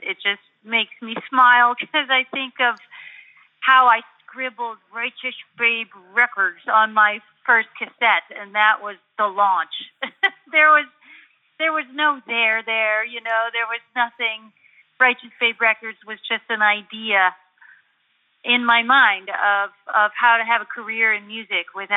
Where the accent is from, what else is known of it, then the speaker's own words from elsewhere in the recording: Buffalo, New York, United States; I grew up in Buffalo, New York